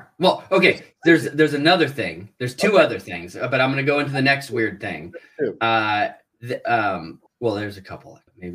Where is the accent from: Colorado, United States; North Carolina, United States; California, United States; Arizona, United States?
Colorado, United States; Denver; born or raised there